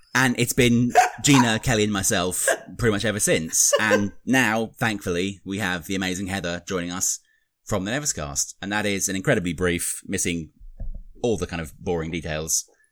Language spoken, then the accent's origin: English; United Kingdom; accent: British; I'm the Brit here.